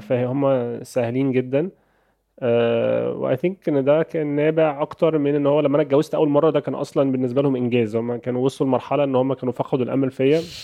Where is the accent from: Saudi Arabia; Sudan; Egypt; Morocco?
Egypt; عندنا في مصر